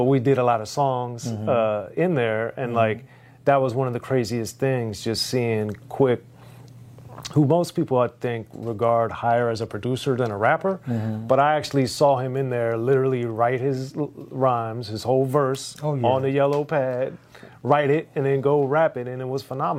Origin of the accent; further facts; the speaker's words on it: Maryland, United States; even though I grew up in Maryland, I had the fortune of hearing some of the mixes that he did